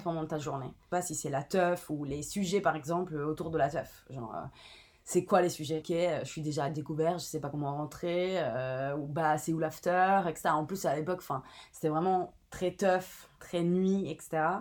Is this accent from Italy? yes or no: yes; Italy; French is a second language; moved away as an adult; also born or lived in Palermo / Milan; now in Paris, France; je viens d'Italie